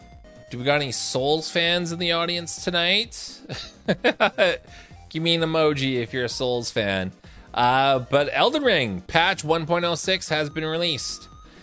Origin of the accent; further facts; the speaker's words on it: Canada; Being a Canadian and being as pale as I am, I fucking hate the snow.